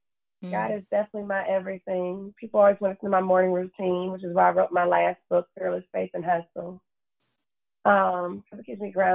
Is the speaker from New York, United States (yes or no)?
no; Detroit, Michigan, United States; moved away as an adult; also born or lived in Florida / Los Angeles; I was born and raised in Detroit, Michigan